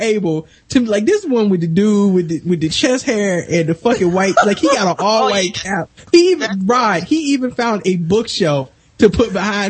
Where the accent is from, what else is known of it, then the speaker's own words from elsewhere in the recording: United Kingdom; I'm British and I still can't pronounce that.